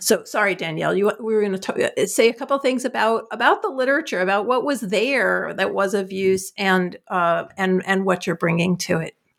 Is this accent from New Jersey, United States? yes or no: yes; New Jersey, United States; I'm from New Jersey